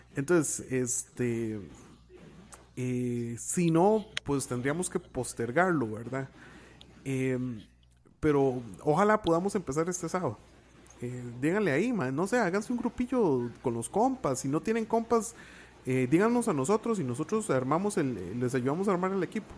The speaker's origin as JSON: {"language": "Spanish", "country": "Costa Rica"}